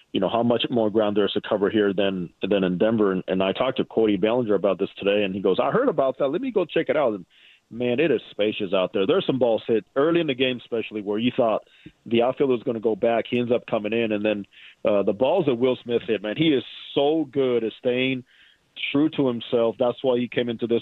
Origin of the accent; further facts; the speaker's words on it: Dominican Republic; as a fellow Dominican, born and raised in the Dominican